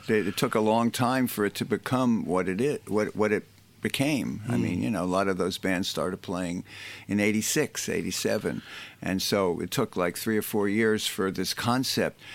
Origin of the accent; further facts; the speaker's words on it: United States; I'm an American